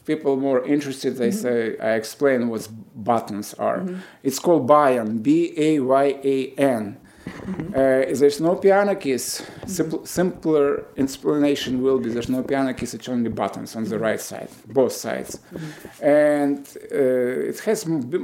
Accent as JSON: {"language": "English", "country": "Moldova", "tie": "born or raised there", "also_born_or_lived": "Moscow, Russia", "second_language": "English", "moved": "as an adult", "lives_now": "Milwaukee, United States", "said": "I grew up in Moldova."}